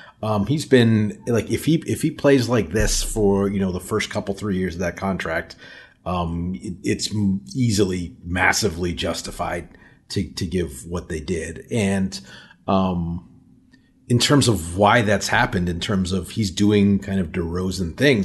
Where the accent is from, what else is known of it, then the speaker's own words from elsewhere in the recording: Anchorage, Alaska, United States; moved away as an adult; now in Milwaukee, United States; So I'm originally from Anchorage, Alaska, and I moved away for college and moved back.